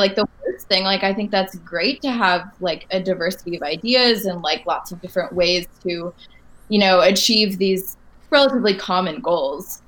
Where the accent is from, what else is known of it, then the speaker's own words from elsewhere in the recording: Michigan, United States; moved away as an adult; also born or lived in Washington, D.C.; now in Boston, United States; I'm from Michigan.